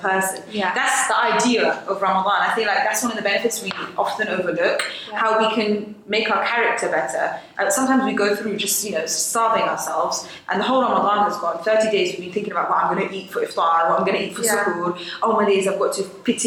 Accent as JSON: {"language": "English", "town": "Marrakesh", "region": "Marrakesh-Safi", "country": "Morocco", "said": "I'm Moroccan, so fasting in Morocco, in Marrakesh, I'm from Marrakesh"}